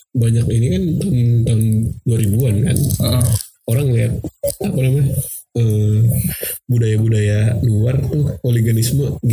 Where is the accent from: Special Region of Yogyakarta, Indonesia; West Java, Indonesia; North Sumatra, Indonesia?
West Java, Indonesia; Bekasi; gue bilang gue aja gue orang Bekasi bang